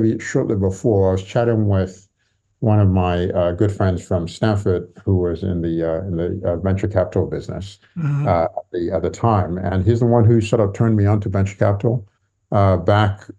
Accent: Nigeria; moved away as an adult; also born or lived in Santa Monica, California, United States / Lagos, Nigeria; now in London, United Kingdom; they moved back to Nigeria when I was quite young, when I was a baby. So I grew up in Nigeria

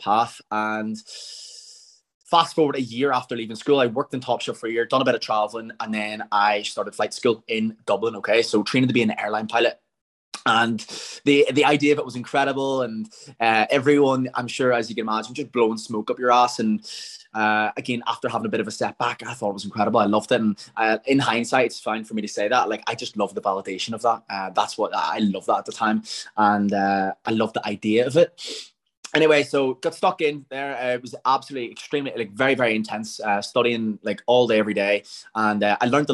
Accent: Templepatrick, Northern Ireland, United Kingdom; I grew up in Temple Patrick. Anyone who doesn't know, it's about 15 minutes outside of Belfast

